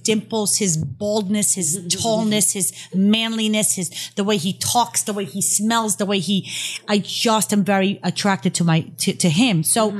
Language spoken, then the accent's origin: English; New York, United States; accent: Bronx/Brooklyn; I'm trying to have an accent. I don't sound anything but like I'm from the Bronx in Brooklyn, so it doesn't even work.